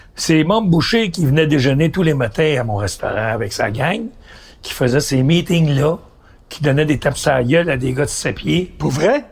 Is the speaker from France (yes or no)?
no; Montreal, Quebec, Canada; Je viens de l'Est.